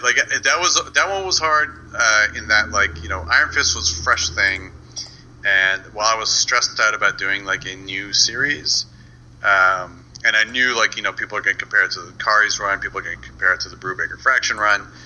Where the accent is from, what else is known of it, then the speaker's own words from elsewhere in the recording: Canada; I'm Canadian